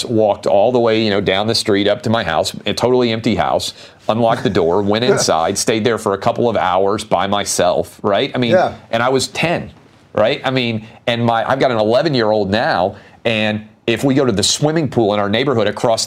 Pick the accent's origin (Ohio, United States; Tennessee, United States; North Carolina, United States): Tennessee, United States; Nashville; I'm born and raised in Nashville.